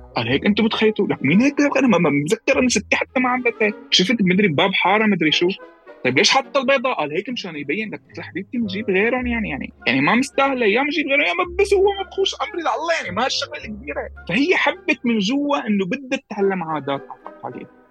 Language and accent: Arabic; Latakia, Latakia Governorate, Syria; moved away; انا من اللاذقيه